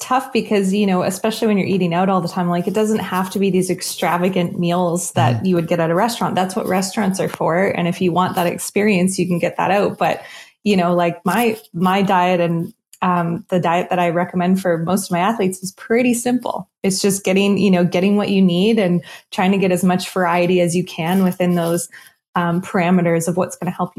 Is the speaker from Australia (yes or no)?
no; East Coast, United States; Salmon, I'm from the East Coast, so I always have, you know, fish is a huge staple in my diet.